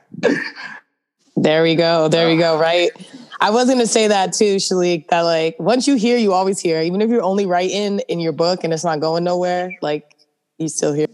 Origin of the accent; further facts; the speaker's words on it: East Coast, United States; moved away; I'm from the East Coast